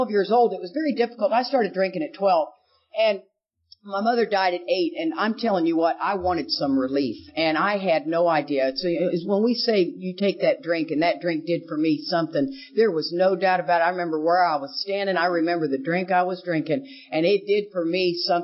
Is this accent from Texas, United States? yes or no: yes; Houston, Texas, United States; I grew up in Houston, Texas.